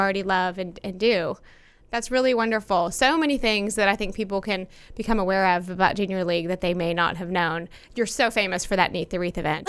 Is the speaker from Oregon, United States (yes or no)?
no; Plano, Texas, United States; also born or lived in Frisco; As someone who's lived in this area my entire life, um, I grew up in Plano